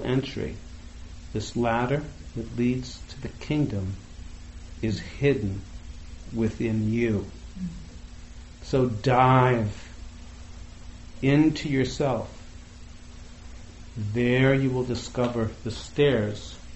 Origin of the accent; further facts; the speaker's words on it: outside of Boston, Massachusetts, United States; I grew up right outside of Boston in the in the 60s and 70s